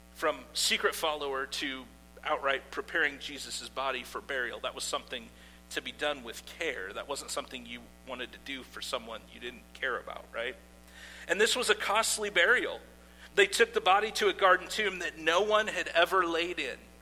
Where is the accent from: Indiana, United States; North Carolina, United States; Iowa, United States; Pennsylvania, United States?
Iowa, United States; I grew up in Iowa